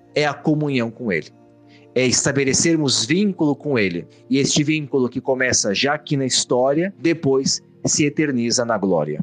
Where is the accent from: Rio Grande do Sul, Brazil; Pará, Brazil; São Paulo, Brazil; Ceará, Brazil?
Rio Grande do Sul, Brazil; Caxias do Sul; moved away as an adult; now in Rome, Italy; padre da Diocese de Caxias do Sul, no interior do Rio Grande do Sul, onde nasci e fiz toda a minha, a minha formação inicial até o mestrado, e hoje moro em Roma